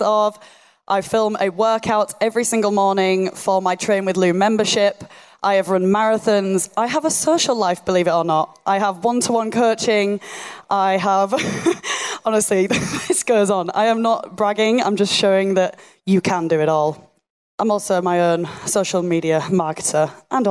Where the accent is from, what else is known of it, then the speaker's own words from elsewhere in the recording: Yorkshire and the Humber, United Kingdom; accent: Yorkshire; my Yorkshire monotone accent